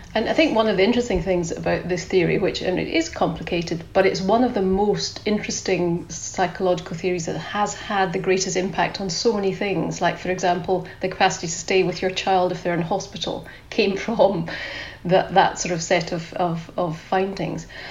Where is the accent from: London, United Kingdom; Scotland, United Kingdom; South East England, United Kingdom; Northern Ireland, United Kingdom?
Scotland, United Kingdom; accent: Scottish; You can tell I'm … from my Scottish accent